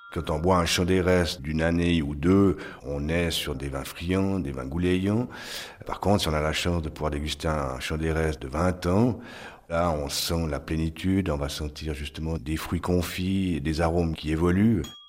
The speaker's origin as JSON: {"language": "French", "town": "Yvorne", "region": "Vaud", "country": "Switzerland", "tie": "born or raised there", "said": "je suis né à Yvonne"}